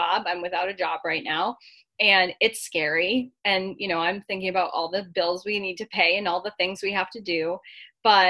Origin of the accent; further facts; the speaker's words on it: Massachusetts, United States; my home state of Massachusetts